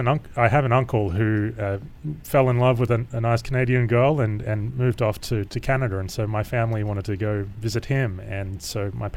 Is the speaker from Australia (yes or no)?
yes; Australia; moved away; I grew up in Australia.